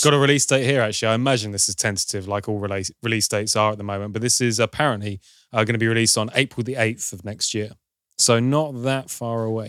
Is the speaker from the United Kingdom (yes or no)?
yes; United Kingdom; I'm British